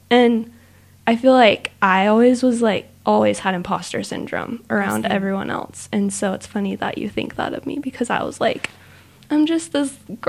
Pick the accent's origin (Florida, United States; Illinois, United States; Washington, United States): Washington, United States; now in Utah, United States; I grew up in Washington State and moved to Utah